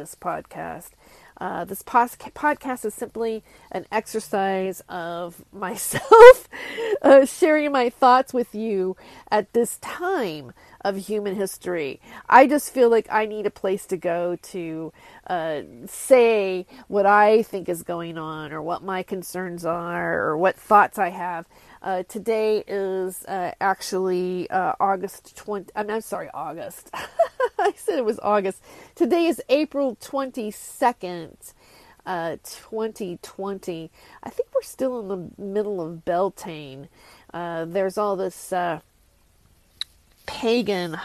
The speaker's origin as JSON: {"language": "English", "town": "Fresno", "region": "California", "country": "United States", "tie": "born or raised there", "also_born_or_lived": "San Pedro, California / San Gabriel Valley, California", "said": "I was born in San Pedro, California, and I grew up predominantly in Fresno"}